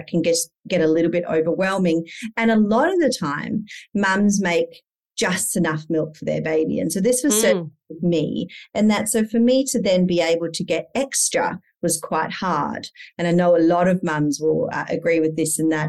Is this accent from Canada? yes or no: no; Perth, Western Australia, Australia; now in Indonesia; I'm from Perth. We live in Indonesia as a family.